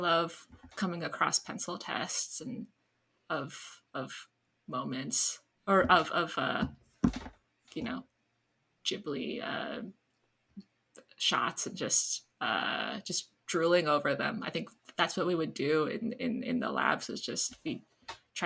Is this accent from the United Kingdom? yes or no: no; Canada; So I grew up in Canada